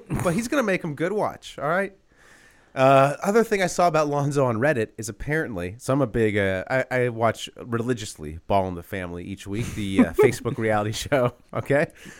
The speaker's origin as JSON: {"language": "English", "region": "California", "country": "United States", "said": "I'm from California. I love In-N-Out."}